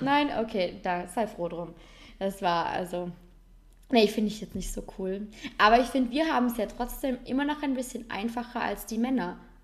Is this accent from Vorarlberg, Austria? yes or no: yes; Vorarlberg, Austria; bei uns in Vorarlberg